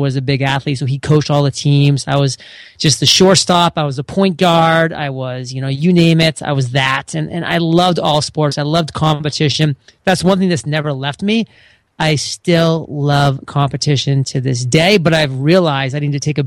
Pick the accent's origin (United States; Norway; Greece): United States; New England; moved away; I'm born and raised in New England